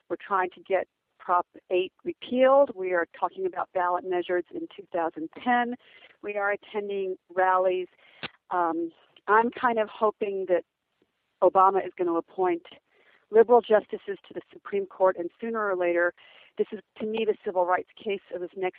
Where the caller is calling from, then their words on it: California, United States; I'm calling from California